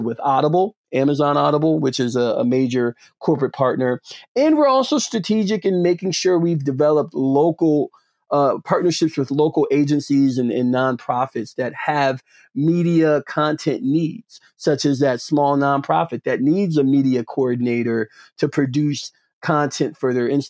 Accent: Atlanta, Georgia, United States; moved away as an adult; now in Cambridge, United States; I'm originally from Atlanta, Georgia

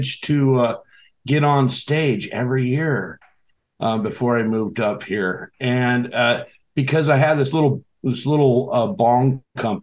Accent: Seattle, Washington, United States; now in Alaska, United States; I grew up in Seattle, the Seattle area, up until 96.

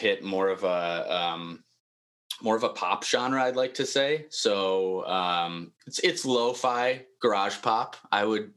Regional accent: Chicago, Illinois, United States; also born or lived in Upper Peninsula, Michigan; now in Wisconsin, United States; Originally, I'm from Chicago. I was born and raised there, and my family moved to the Upper Peninsula, Michigan

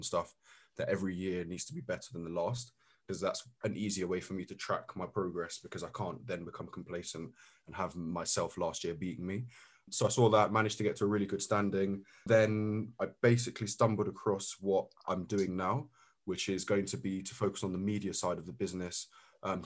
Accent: London, United Kingdom; We've both grown up in London

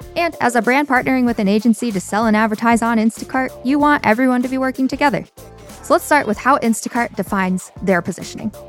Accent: New York, United States; I'm a New Yorker

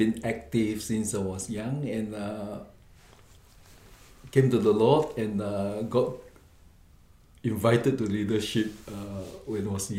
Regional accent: Singapore; moved away; I grew up in Singapore. Was born there. To my parents migrated from China, actually.

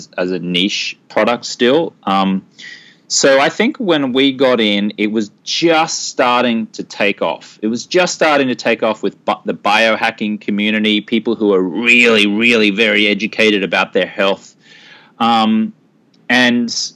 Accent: Brisbane, Queensland, Australia; moved away as an adult; now in United States; I'm from Brisbane, Australia, and I used to be a newspaper reporter

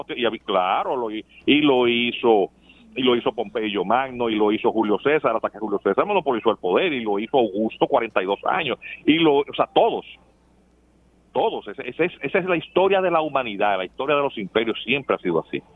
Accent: Dominican Republic; somos los dominicanos

